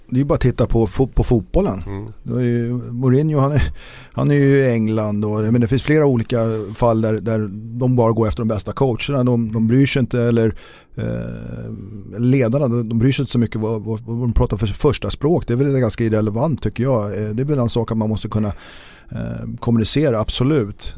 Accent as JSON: {"language": "Swedish", "town": "Stockholm", "region": "Stockholm County", "country": "Sweden", "also_born_or_lived": "Gotland", "said": "som stockholmare"}